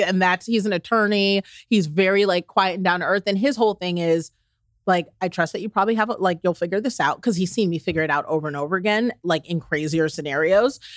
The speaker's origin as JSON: {"language": "English", "region": "the South", "country": "United States", "said": "I'm from the South"}